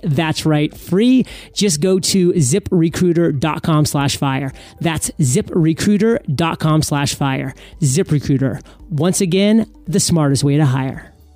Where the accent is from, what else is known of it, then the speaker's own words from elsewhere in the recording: New England, United States; moved away as an adult; now in Puerto Rico; growing up in New England